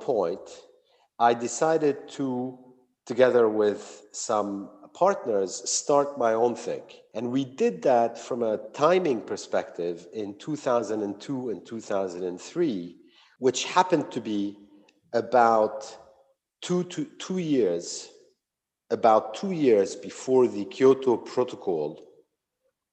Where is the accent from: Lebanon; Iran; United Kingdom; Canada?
Lebanon; moved away as an adult; also born or lived in United States; I was born and bred in Lebanon, where I grew up accompanied for 9 years by a civil war